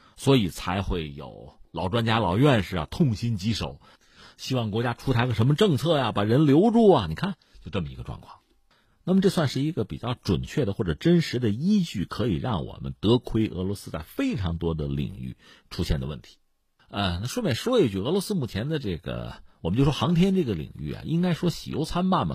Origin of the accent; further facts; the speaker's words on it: China; 我们中国人